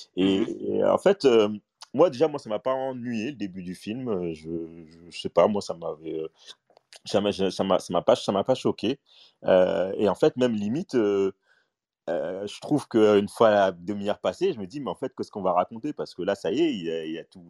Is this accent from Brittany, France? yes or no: no; Paris, Île-de-France, France; moi, j'ai grandi à Stalingrad dans le 19e